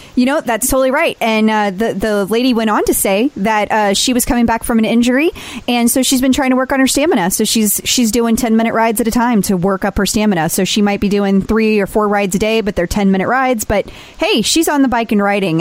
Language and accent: English; St. Louis, Missouri, United States